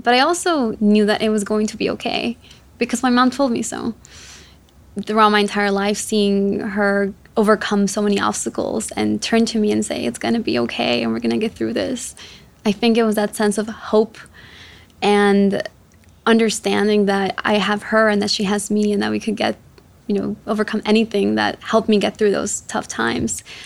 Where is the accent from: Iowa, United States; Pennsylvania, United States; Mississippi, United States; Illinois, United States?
Illinois, United States; Chicago; also born or lived in Quito, Ecuador; I was born in Ecuador, in Quito, and my mom uh, brought me out here to, to the US, to Chicago specifically, when I was seven years old. And growing, growing up in Chicago was tough